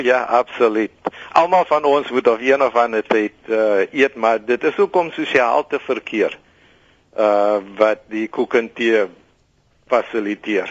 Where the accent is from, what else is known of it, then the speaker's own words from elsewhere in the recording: Worcester, Western Cape, South Africa; dis my geboortedorp